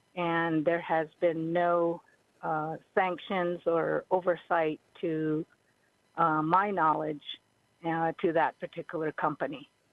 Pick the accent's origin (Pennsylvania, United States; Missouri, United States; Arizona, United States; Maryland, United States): Arizona, United States; Havasupai tribe, Grand Canyon; I'm from the Havasupai tribe. My tribe's village is in the bottom of the Grand Canyon